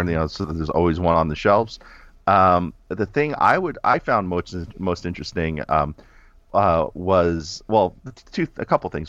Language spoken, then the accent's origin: English; New York, United States; I'm always in New York 'cause I'm from New York